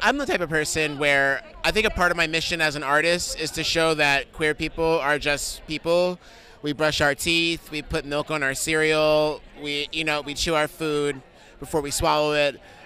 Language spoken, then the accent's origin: English; New York City, New York, United States; I'm from New York City